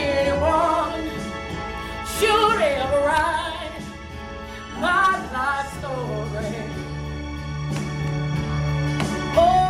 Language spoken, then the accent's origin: English; Maysville, North Carolina, United States; also born or lived in Onslow County, North Carolina; I'm originally from Maysville, North Carolina. I've been living in Onslow County for 5 years.